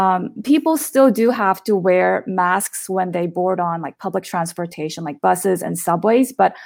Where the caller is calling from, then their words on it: Chengdu, Sichuan, China; Hi, I'm currently in Chengdu, which is in Sichuan province, China.